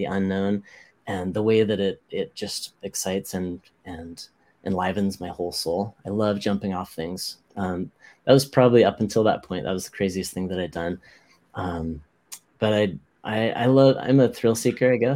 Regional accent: Hawaii, United States; I grew up in Hawaii

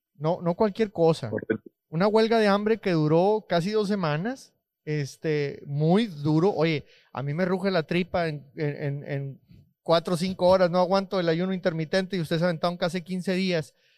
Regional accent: Mexico; now in United States; era mexicano

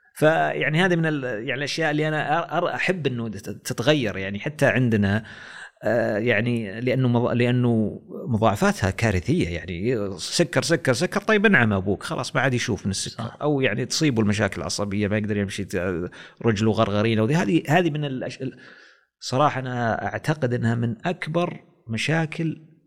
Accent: Saudi Arabia; احنا في السعوديه

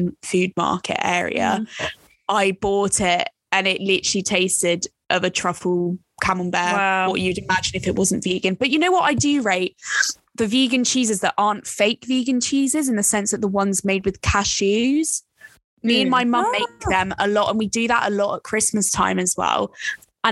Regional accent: France; now in United Kingdom; when I grew up and lived in France

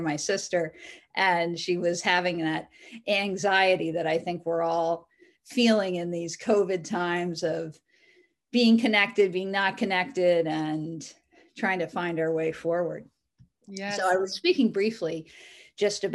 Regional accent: New England, United States; I grew up here in New England

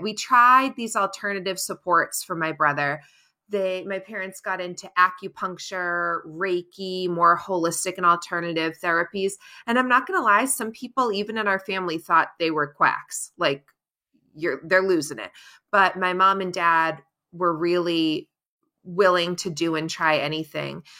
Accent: Cape Cod, Massachusetts, United States; I'm born and raised on Cape Cod down in Massachusetts

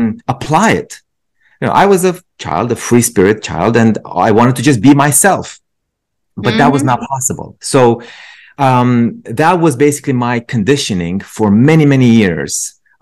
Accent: Romania; English is a second language; now in United States; I grew up, so I'm originally from Romania. I came to the States about just over 20 years ago.

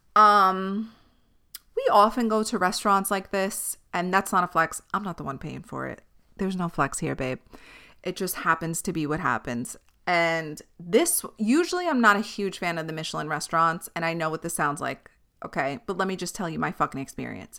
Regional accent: New York City, New York, United States; I'm from Staten Island

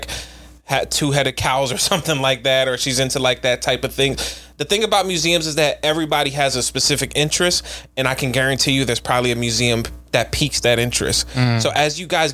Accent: Philadelphia, Pennsylvania, United States; we're from Philly.

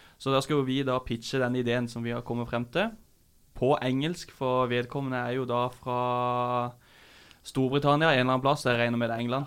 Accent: Kristiansand, Agder, Norway; moved away; Jeg kom fra Kristiansand.

